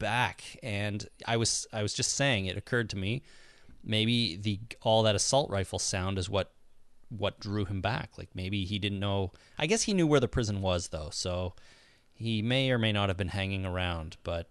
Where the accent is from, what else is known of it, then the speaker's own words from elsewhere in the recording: Canada; I'm Canadian.